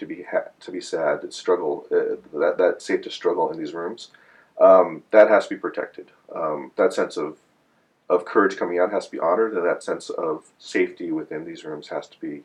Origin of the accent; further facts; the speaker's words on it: United States; I'm Chinese American. I'm one of those Chinese American folks whose family came over around the turn of the century